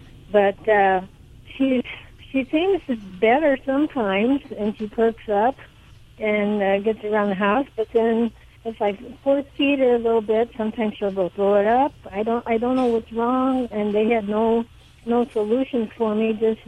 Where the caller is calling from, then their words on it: Monticello, Illinois, United States; I am in Monticello, Illinois.